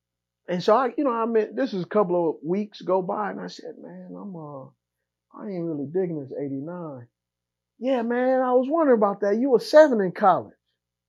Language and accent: English; West Coast, United States; I'm from the West Coast.